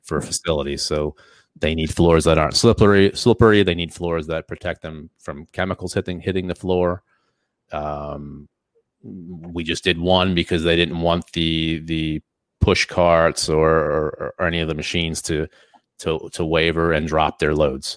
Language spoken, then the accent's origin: English; Easton, Pennsylvania, United States; we're from Easton